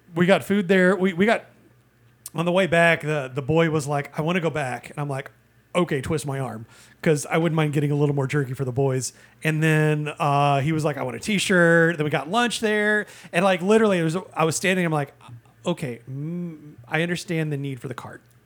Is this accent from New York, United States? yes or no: no; Indiana, United States; born or raised there; moved away